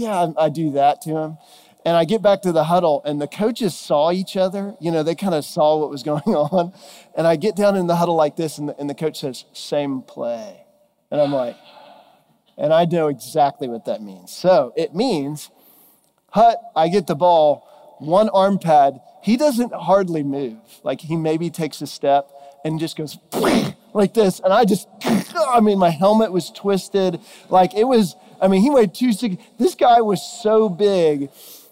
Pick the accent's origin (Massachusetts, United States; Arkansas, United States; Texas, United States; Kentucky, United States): Texas, United States; moved away; I'm originally from Texas, and grew up there